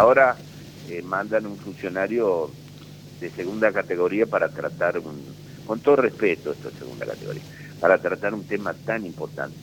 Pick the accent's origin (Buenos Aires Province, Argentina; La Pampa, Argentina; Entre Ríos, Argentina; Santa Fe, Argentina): Entre Ríos, Argentina; Paraná; somos vecinos de Paraná